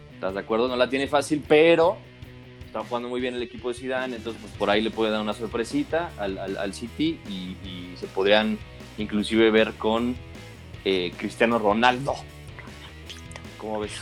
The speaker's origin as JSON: {"language": "Spanish", "country": "Mexico", "said": "como mexicano"}